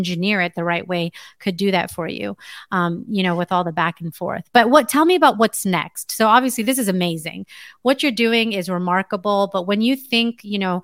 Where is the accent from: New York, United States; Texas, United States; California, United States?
California, United States; now in Las Vegas, United States; I live in Las Vegas. I'm from California